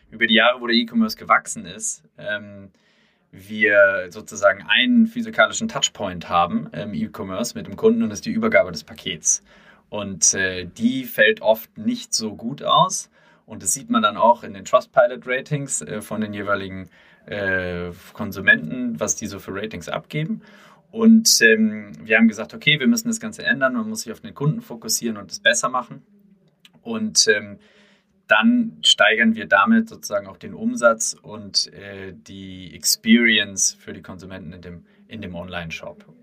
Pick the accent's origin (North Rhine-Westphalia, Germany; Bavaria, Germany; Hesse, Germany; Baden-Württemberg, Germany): Hesse, Germany; komme aus der Nähe von Frankfurt, wo ich aufgewachsen bin und äh, zur